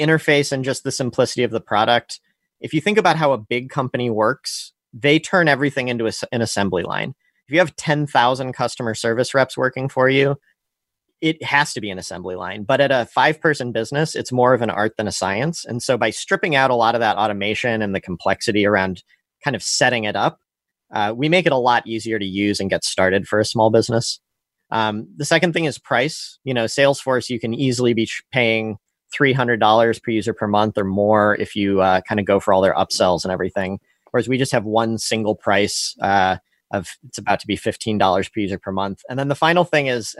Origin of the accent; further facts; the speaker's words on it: St. Louis, Missouri, United States; also born or lived in San Francisco; I'm from St. Louis, but left after college